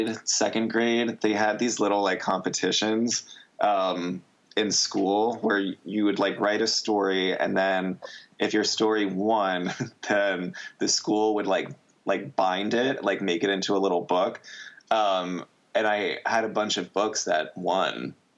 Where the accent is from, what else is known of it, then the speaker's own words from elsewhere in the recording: Coral Springs, Florida, United States; growing up in Coral Springs